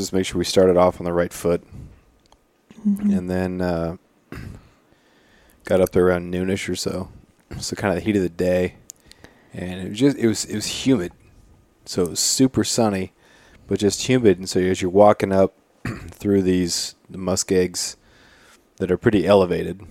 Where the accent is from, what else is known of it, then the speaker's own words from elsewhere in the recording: Prince of Wales Island, Alaska, United States; I remember growing up on Prince of Wales